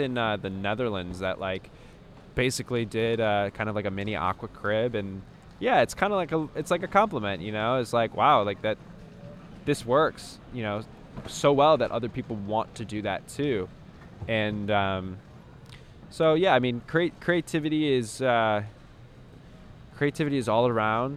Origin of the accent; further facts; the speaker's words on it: Chicago, Illinois, United States; I'm from Chicago